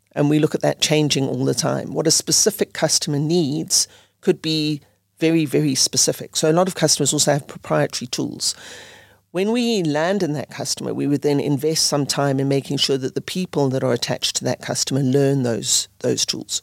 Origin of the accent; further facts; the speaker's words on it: South Africa; moved away as an adult; also born or lived in United Kingdom / Netherlands; I grew up in South Africa